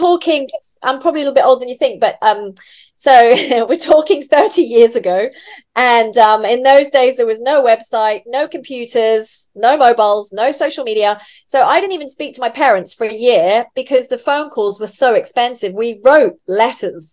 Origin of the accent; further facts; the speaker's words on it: England, United Kingdom; moved away as an adult; also born or lived in Vanuatu / Fiji / Roatan, Honduras; now in Dubai, United Arab Emirates; we lived in Vanuatu and then Fiji until I was eight. And then we came back to England when I was eight.